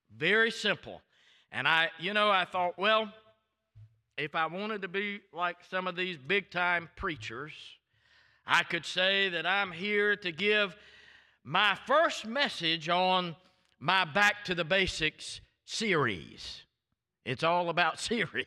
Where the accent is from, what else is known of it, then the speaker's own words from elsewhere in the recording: Waycross, Georgia, United States; accent: thick Southern; moved away; also born or lived in Tallahassee, Florida; It was those five and a half years we lived in Georgia